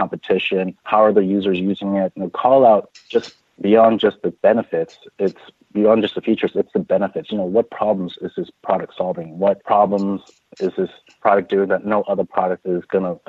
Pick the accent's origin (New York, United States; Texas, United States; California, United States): California, United States; San Francisco; Bay Area local, born and raised in San Francisco